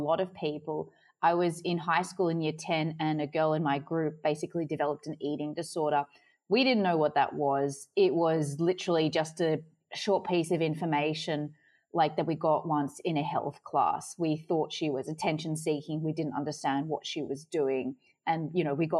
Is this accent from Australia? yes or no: yes; Sydney, New South Wales, Australia; moved away as an adult; now in Adelaide, Australia; I'm from Sydney, but I'm currently living in Adelaide